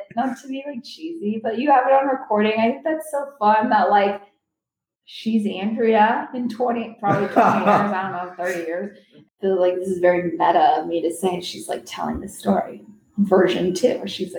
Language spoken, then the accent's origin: English; California, United States; I grew up in the Silicon Valley. I was obsessed with technology. I was always exposed to it.